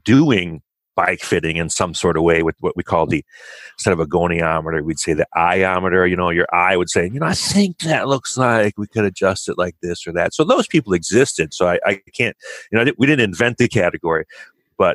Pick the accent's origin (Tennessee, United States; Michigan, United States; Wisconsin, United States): Wisconsin, United States; Kenosha; moved away; Where I grew up in Kenosha, Wisconsin, I'm a total Midwest boy